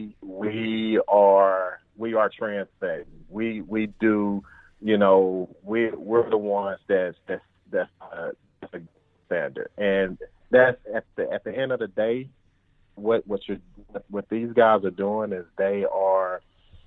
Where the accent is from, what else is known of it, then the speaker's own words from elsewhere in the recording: Grenada, Mississippi, United States; moved away as an adult; also born or lived in Georgia; now in Minnesota, United States; born and raised Grenada, Mississippi